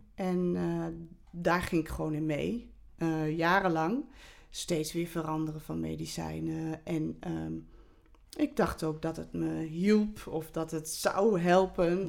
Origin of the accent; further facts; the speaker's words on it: Olst, Overijssel, Netherlands; ik ben in Olst geboren